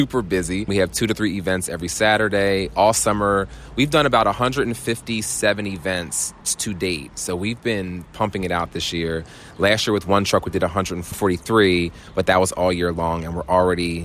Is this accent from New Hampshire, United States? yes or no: no; Cape May, New Jersey, United States; I'm from Cape May, New Jersey